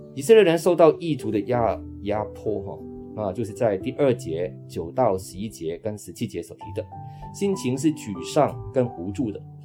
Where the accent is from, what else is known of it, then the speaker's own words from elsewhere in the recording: Hong Kong; now in Taiwan; 我是本身是在香港长大的，我的爸爸在二零零七年因为小脑的中风已经安息主怀了，那妈妈今年是八十七岁了